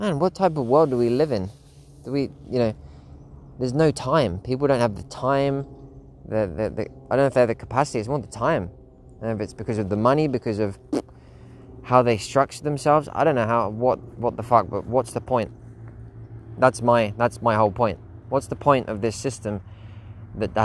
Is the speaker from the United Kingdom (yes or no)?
no; Spain; my local doctor in Spain, in my hometown